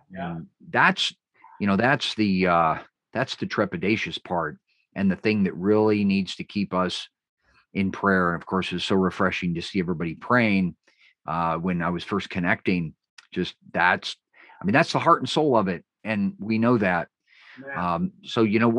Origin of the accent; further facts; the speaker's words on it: California, United States; my home state of California